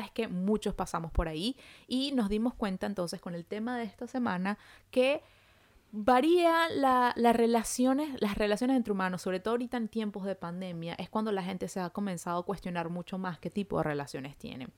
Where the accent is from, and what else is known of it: Venezuela; moved away as an adult; now in Montreal, Canada